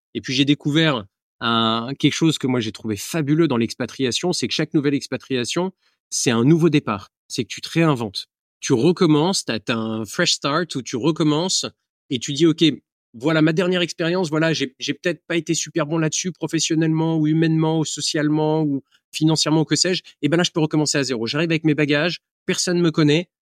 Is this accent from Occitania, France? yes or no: no; Aix-en-Provence, Provence-Alpes-Côte d'Azur, France; moved away; also born or lived in Marrakech / Lyon / Shanghai; je suis originaire d'Aix-en-Provence